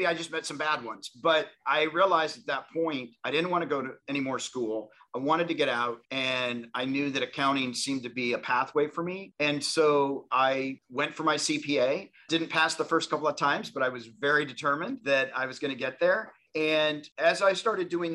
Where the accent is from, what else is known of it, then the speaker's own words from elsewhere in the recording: Tennessee, United States; I grew up in Tennessee